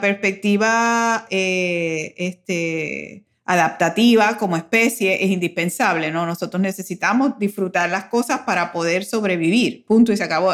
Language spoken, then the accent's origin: Spanish; Puerto Rico; moved away as an adult; also born or lived in United States; para nosotros los puertorriqueños, el migrar a los Estados Unidos tiene una doble connotación